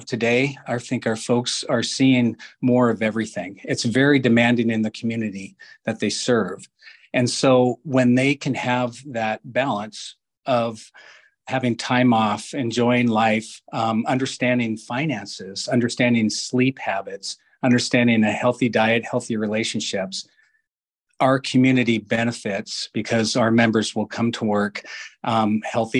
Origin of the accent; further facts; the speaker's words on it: Renton, Washington, United States; growing up in Renton